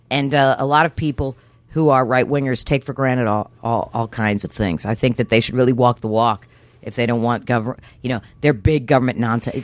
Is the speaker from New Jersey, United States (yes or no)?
yes; New Jersey, United States; also born or lived in Houston; I was born and raised mostly in New Jersey, uh, with occasional forays into Houston